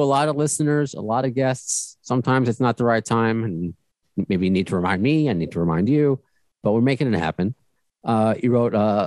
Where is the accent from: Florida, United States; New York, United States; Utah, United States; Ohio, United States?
New York, United States; being a New Yorker